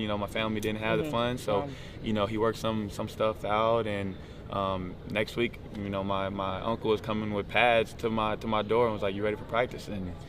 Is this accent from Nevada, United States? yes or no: yes; Las Vegas, Nevada, United States; Oh, man, I'm from Las Vegas, Nevada.